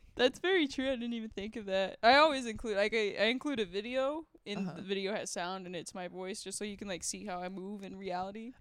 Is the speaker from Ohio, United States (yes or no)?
no; Texas, United States; I grew up in Texas